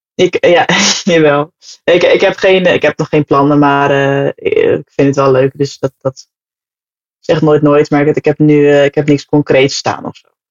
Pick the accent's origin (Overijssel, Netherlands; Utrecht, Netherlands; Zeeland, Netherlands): Utrecht, Netherlands; Amersfoort; also born or lived in Hoogland; geboren en getogen